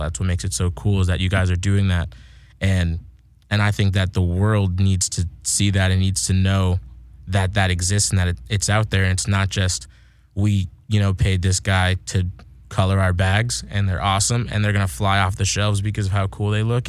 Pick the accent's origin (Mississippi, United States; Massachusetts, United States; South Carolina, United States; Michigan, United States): Massachusetts, United States; now in California, United States; I'm from Massachusetts